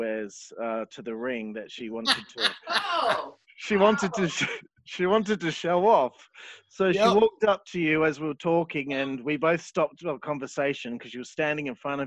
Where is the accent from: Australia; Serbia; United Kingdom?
Australia; We're from Australia